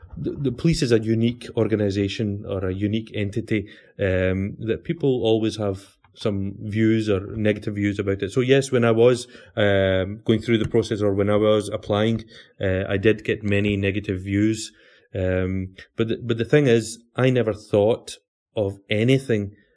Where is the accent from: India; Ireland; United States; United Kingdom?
United Kingdom; Glasgow, Scotland; I was born and bred in Glasgow in uh, 1972